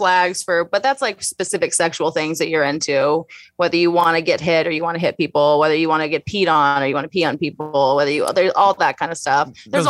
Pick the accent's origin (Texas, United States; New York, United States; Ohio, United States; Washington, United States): Texas, United States; Houston; In Houston.